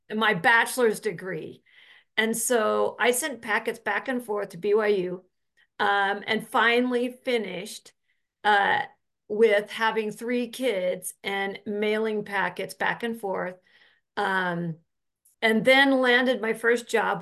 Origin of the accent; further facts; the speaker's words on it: Orem, Utah, United States; So I grew up in Utah, up in Orem, Utah.